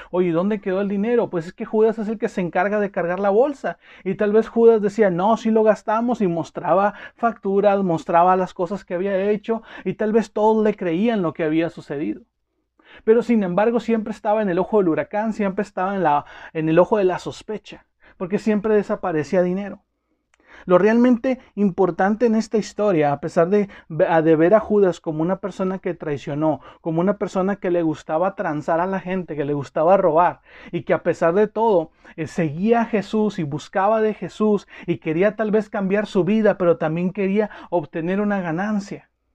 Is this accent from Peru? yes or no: no; Mexico; como mexicanos